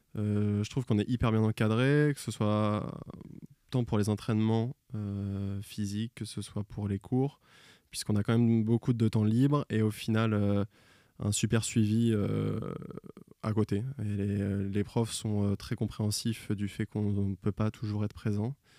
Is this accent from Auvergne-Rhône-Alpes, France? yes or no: no; Royan, Nouvelle-Aquitaine, France; à côté de chez moi, à Royan, en Charente-Maritime, dans le 17.